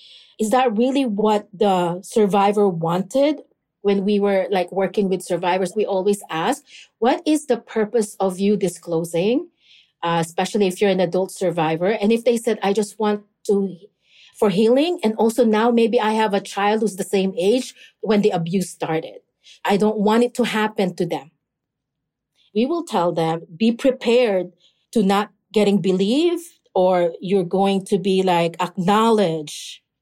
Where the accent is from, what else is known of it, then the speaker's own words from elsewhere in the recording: Philippines; especially like in the Filipino community, because I am Filipino.